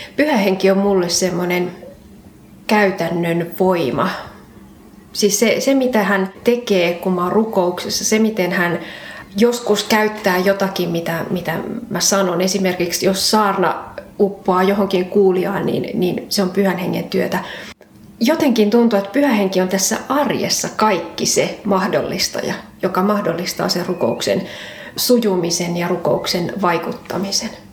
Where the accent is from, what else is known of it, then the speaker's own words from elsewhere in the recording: Ostrobothnia, Finland; now in Kirkkonummi, Finland; alun perin pohjalainen